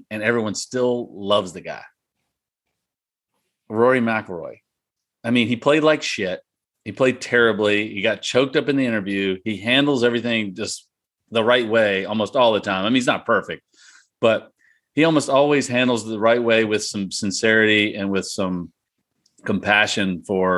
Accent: Richmond, Virginia, United States; growing up in Richmond

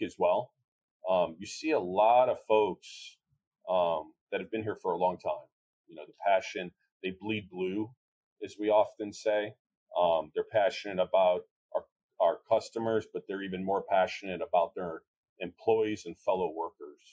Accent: Chicago, Illinois, United States; I'm from Chicago, it's all about an Italian cheesy beef.

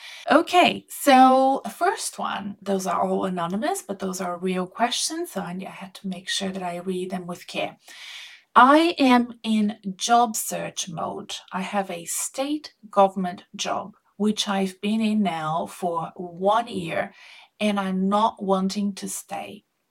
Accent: Melbourne, Victoria, Australia; also born or lived in Brazil; I am an Australian Brazilian living in Melbourne, Australia.

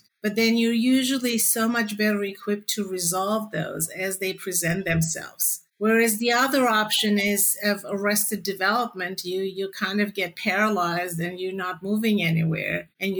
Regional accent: Canada; also born or lived in Toronto; I'm Canadian too. I've lived in Toronto for many years.

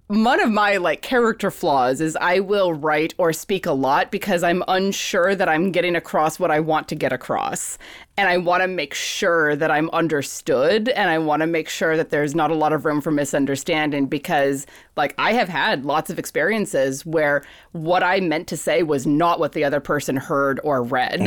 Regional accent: Fairbanks, Alaska, United States; now in San Francisco Bay Area, United States; I was born and raised in Fairbanks, Alaska

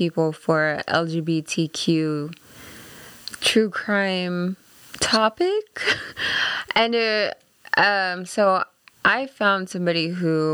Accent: San Antonio, South Texas, United States; moved away; in my hometown, they have Fiesta every year, which is just like a 2-week long festival with like parades and different events

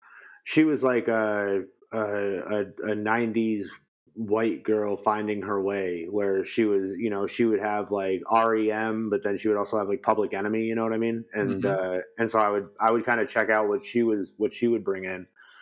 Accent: New York, United States; So I'm right underneath Albany.

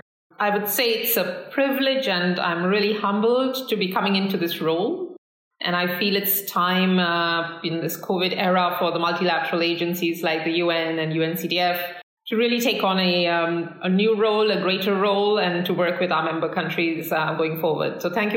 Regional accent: India; moved away as an adult; also born or lived in United States; I was born in India. I had a sort of a little cross-cultural mix of parents. Father was Hindu, mother was Parsi.

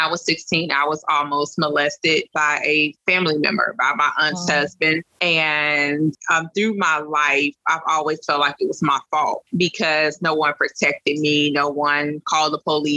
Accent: Louisiana, United States; from Louisiana

